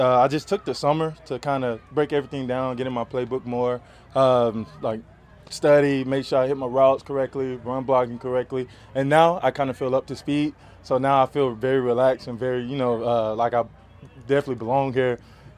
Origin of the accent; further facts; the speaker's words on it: Atlanta, Georgia, United States; moved away; I grew up in Atlanta